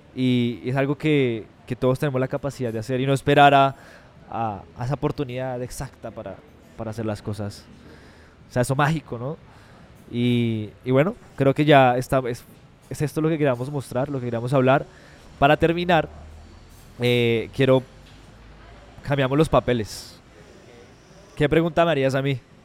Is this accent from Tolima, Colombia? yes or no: yes; Ibagué, Tolima, Colombia; somos de Ibagué, nos sentimos orgullosos de Ibagué